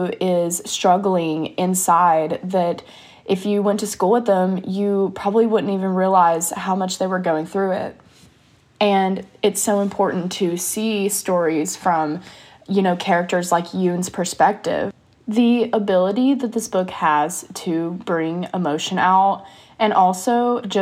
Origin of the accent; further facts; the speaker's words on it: United States; accent: American English; I'm an American and I speak American English